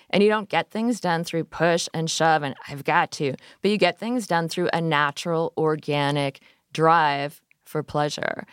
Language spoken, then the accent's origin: English; Midwest, United States; I grew up in the Midwest